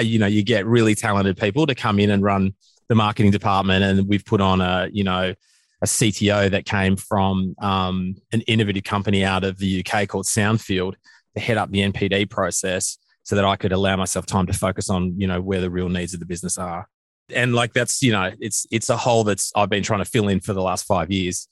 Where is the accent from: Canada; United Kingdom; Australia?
Australia; our country